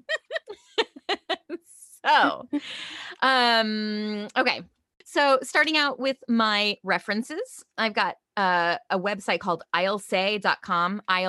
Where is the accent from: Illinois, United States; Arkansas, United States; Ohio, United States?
Illinois, United States; Bloomington; born or raised there; moved away